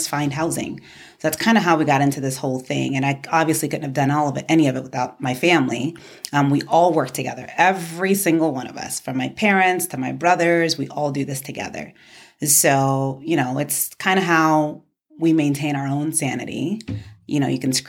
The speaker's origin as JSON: {"language": "English", "town": "New York City", "region": "New York", "country": "United States", "tie": "born or raised there", "also_born_or_lived": "Ibadan, Nigeria / the South (university)", "moved": "as an adult", "lives_now": "Arizona, United States"}